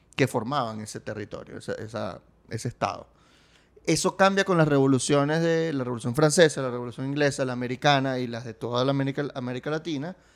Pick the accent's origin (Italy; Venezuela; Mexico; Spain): Venezuela; yo soy venezolano